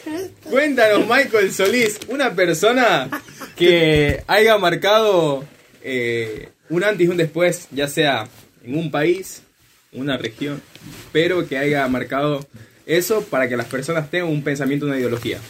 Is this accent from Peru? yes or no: no; Ecuador; now in Argentina; yo vengo de Ecuador